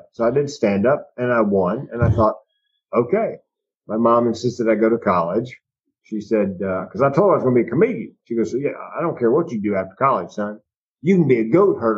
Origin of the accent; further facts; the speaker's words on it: Raleigh, North Carolina, United States; moved away as an adult; I grew up in North Carolina in the 60s and 70s